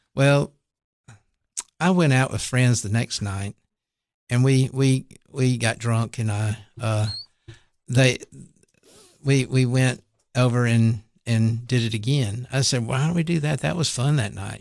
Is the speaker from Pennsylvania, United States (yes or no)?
no; Tylertown, Mississippi, United States; I grew up in a little town called Tylertown, Mississippi